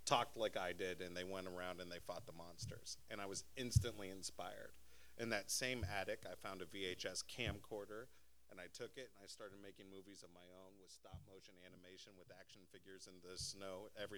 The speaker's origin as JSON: {"language": "English", "town": "Anchorage", "region": "Alaska", "country": "United States", "tie": "born or raised there", "said": "I grew up in Anchorage, Alaska. The winters are really cold and the days are super short and there's not much to do."}